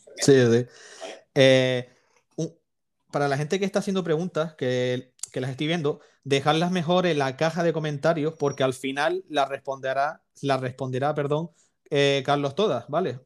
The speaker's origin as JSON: {"language": "Spanish", "region": "Canary Islands", "country": "Spain", "said": "yo soy de Canarias"}